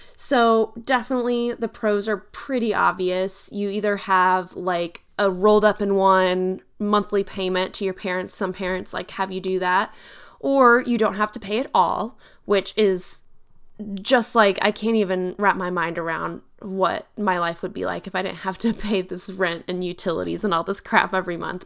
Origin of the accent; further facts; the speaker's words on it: Texas, United States; I'm from Texas